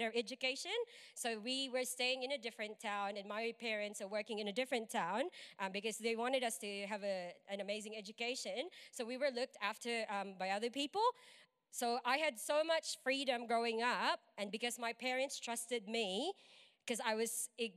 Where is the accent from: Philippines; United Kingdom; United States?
Philippines; moved away as an adult; I am from the Philippines. I've been here for like 8 or 9 years now